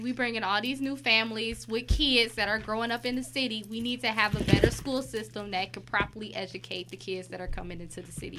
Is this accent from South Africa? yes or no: no; Detroit, Michigan, United States; We grew up in Detroit.